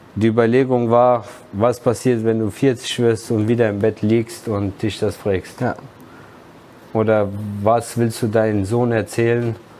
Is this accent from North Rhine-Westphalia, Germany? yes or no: no; Wiesbaden, Hesse, Germany; ich bin zwar in Wiesbaden geboren, in der HSK-Klinik